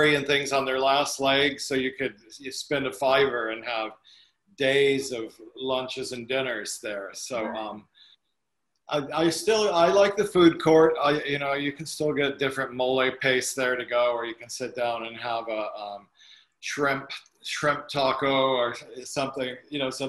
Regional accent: Pomona, California, United States; also born or lived in Connecticut / Los Angeles; So I'm from Pomona, and I was born on a submarine base in Connecticut, but my whole family were born in Pomona

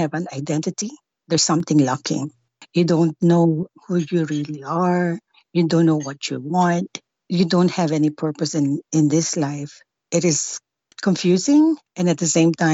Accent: Philippines; I'm Asian from the Philippines

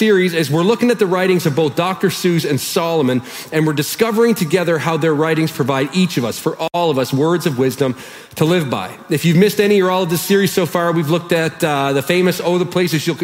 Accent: Canada; we're Canadian

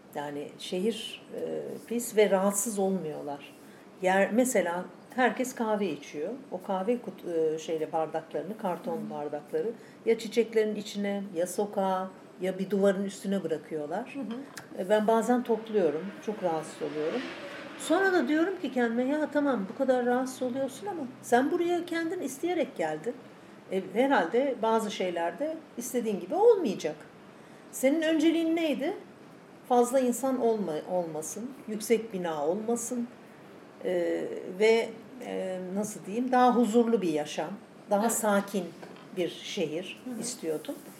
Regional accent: Istanbul, Turkey; moved away as an adult; also born or lived in Ankara; now in Thessaloniki, Greece; ben doğma büyüme e, İstanbulluyum.

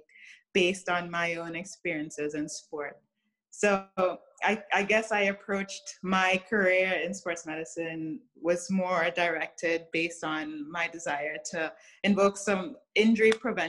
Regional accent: Trinidad & Tobago; moved away as an adult; now in United States; So I grew up in Trinidad, which is a small Caribbean island.

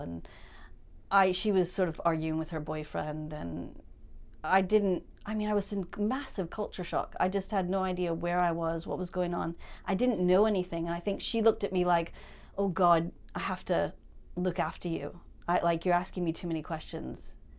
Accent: St. Louis, Missouri, United States; moved away as an adult; also born or lived in Chicago; now in Edinburgh, United Kingdom; growing up in Saint Louis

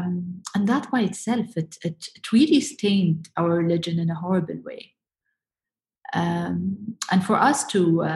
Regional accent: Abu Dhabi, United Arab Emirates; my hometown in Abu Dhabi

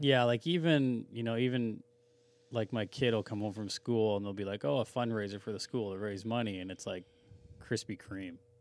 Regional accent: Langley, British Columbia, Canada; I grew up in Brookswood

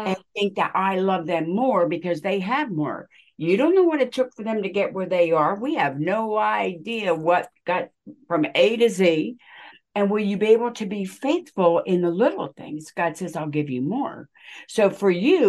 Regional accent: United States; I am from America, but I am not white. I am Native American and Italian

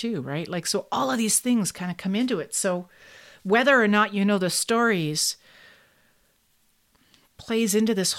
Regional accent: Kingston, Ontario, Canada; When I was growing up in Kingston for part of my life in Kingston, Ontario

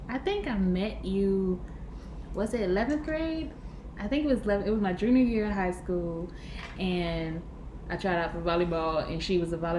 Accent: Jamaica; I am from Jamaica. Bloop, bloop.

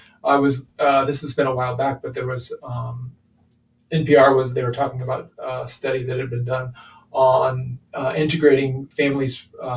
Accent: Kansas, United States; moved away as an adult; also born or lived in Chicago area; now in Marion, United States; We're originally from Kansas

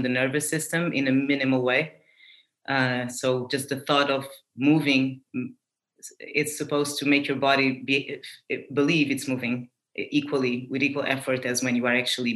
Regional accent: Portugal; I was born in Portugal

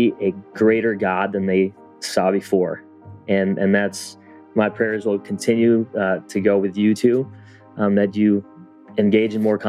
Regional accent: Philippines; "Well, I'm Filipino. I got a Spanish name. I went to a white school and I connect with all different types of kids."

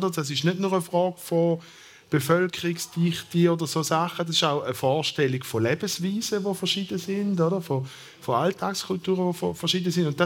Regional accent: Thurgau, Switzerland; Das war nicht in Baselbier, wie Sie wahrscheinlich hören von meinem Dialekt her, sondern in der Ostschweiz, im im Thurgau.

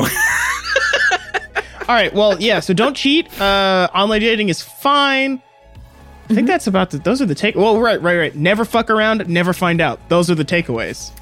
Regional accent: near Terrell, Texas, United States; I grew up near Terrell, Texas

